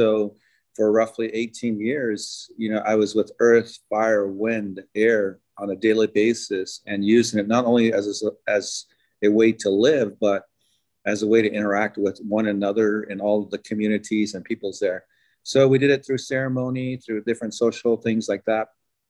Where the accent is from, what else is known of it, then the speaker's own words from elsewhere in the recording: Navajo Nation, United States; moved away as an adult; come from the Navajo traditions. I grew up in the Navajo reservation. And being there, I left like around 18 to pursue my academic and professional career off the reservation.